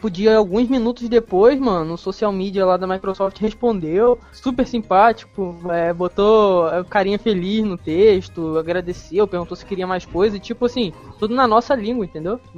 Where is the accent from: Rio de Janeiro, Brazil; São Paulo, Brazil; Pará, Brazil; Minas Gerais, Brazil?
Rio de Janeiro, Brazil; eu, eu sou do estado do Rio, né? As Olimpíadas vão ser aqui no estado do Rio